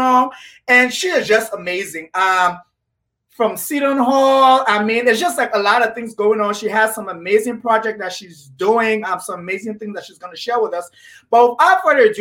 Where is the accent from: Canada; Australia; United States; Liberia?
Liberia; I am from Liberia